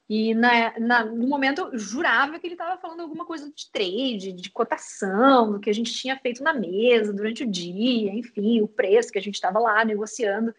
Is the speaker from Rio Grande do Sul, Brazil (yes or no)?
yes; Uruguaiana, Rio Grande do Sul, Brazil; moved away as an adult; also born or lived in New York; now in Porto Alegre, Brazil; eu sou guria do interior, eu sou de Uruguaiana, numa cidadezinha da fronteira oeste aqui do Rio Grande do Sul